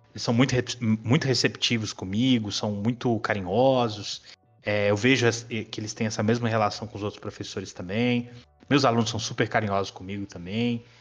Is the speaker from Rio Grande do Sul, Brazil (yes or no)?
no; São Paulo, Brazil; Eu, eu, assim, eu apesar de morar em Minas, eu sou paulistano, né?